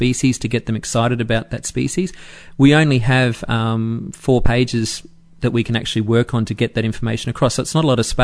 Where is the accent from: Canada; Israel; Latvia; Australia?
Australia; Brisbane, Queensland; my hometown of Brisbane